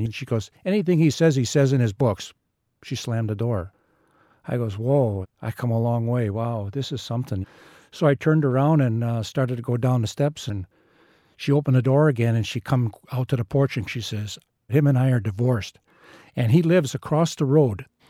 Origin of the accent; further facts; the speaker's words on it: Wisconsin, United States; I'm from Wisconsin